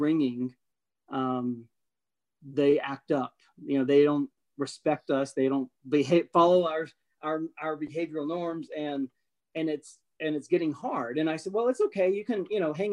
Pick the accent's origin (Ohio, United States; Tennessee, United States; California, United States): Tennessee, United States; a small town in; moved away as an adult; also born or lived in North Carolina; my hometown